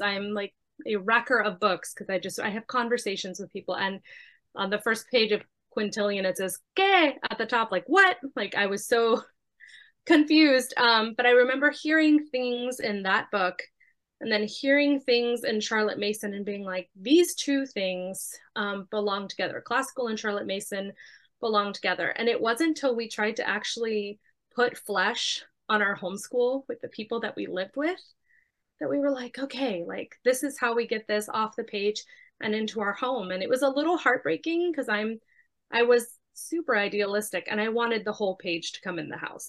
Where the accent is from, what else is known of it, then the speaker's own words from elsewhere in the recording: Miami, Florida, United States; I was born and raised in Miami